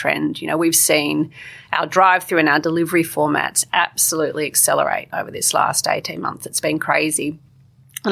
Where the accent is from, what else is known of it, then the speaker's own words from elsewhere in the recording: Canberra, Australian Capital Territory, Australia; I grew up in Canberra